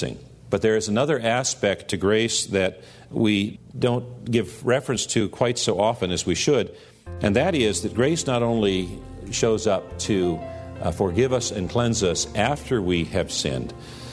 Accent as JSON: {"language": "English", "country": "United States", "said": "here as American Christians"}